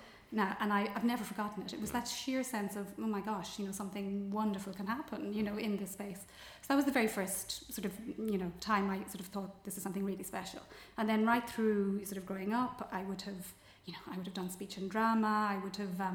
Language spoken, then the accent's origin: English; Cork, Munster, Ireland; I grew up in Cork